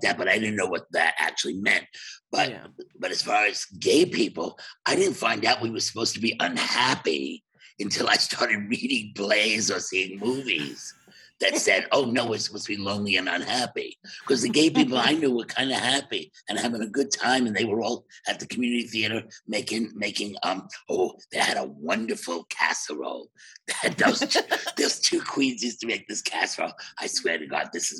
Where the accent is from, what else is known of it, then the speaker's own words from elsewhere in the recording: New York City, New York, United States; I was from Bensonhurst, Brooklyn.